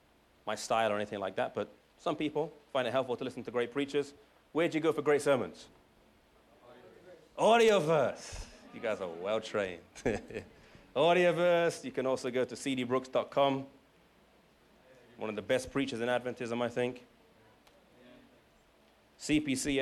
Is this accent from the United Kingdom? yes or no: yes; England, United Kingdom; now in United States; I'm from England